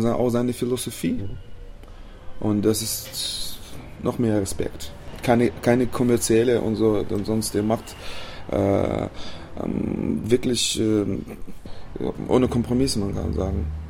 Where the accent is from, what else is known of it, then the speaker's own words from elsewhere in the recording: Chisinau, Moldova; German is a second language; bei uns in Chisinau in der Hauptstadt